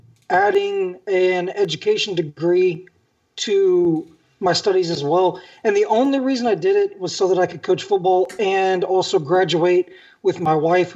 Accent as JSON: {"language": "English", "region": "Northwest Arkansas", "country": "United States", "tie": "born or raised there", "also_born_or_lived": "Springdale, Arkansas", "said": "I actually grew up in Northwest Arkansas. I don't know if this is like a local podcast only or what, but if you're local to Northwest Arkansas, I grew up in Springdale, Arkansas. I actually grew up in Tiny Town"}